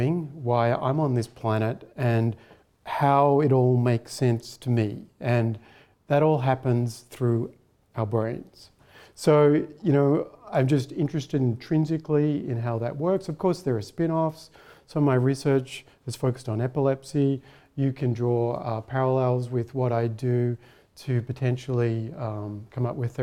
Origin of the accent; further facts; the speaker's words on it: Melbourne, Victoria, Australia; moved away as an adult; also born or lived in Heidelberg, Germany; now in Canberra, Australia; I'm from Melbourne initially.